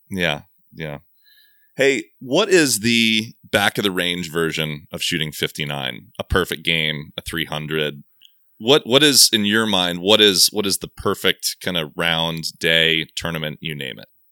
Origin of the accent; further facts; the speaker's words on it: Southern California, United States; I grew up in Southern California